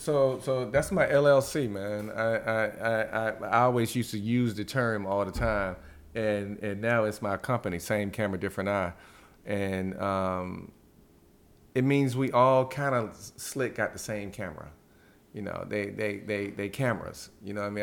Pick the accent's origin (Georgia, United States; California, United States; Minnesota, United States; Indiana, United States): Georgia, United States; growing up in Georgia